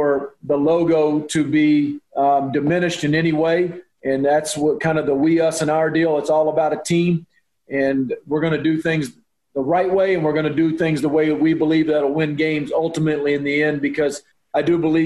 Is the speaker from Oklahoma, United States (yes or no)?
yes; Oklahoma, United States; now in Texas, United States; I grew up in Oklahoma, in a small town in Oklahoma